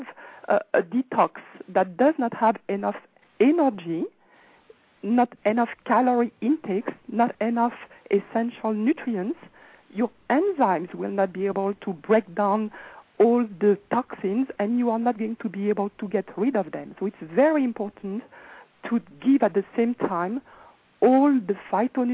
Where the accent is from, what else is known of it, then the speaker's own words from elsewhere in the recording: France; now in Los Angeles, United States; I'm actually from France, but I am actually now calling from Los Angeles